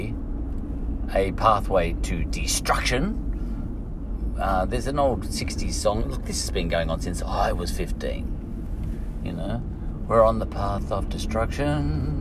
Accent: Australia; We have a tradition, a culture, a history of car manufacturing in Australia that was huge. I was brought up on Ford Holden

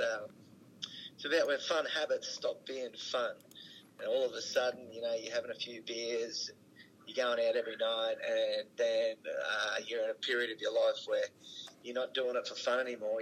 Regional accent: Rockhampton, Queensland, Australia; moved away as an adult; also born or lived in Brisbane; Well, we're from Rocky, yeah. Um, you know, a country town in central Queensland

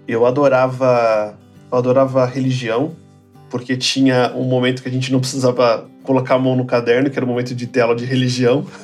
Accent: São Paulo, Brazil; also born or lived in Guarulhos; Eu nasci na zona leste de São Paulo

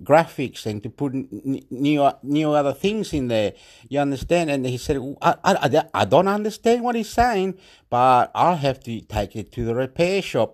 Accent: Chile; moved away; I'm from Chile.

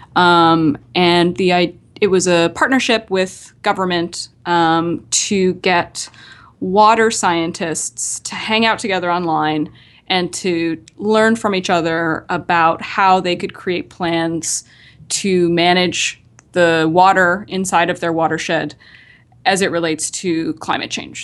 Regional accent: Nova Scotia, Canada; I'm from Nova Scotia, uh, the capital city there is Halifax. So I'm from, uh, just a, a small town just outside of Halifax

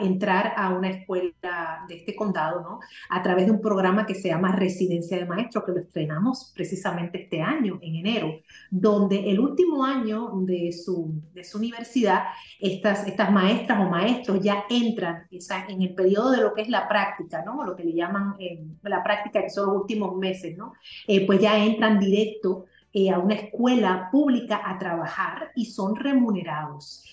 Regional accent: Spain; also born or lived in Puerto Rico; now in Miami, United States; soy española de nacimiento.

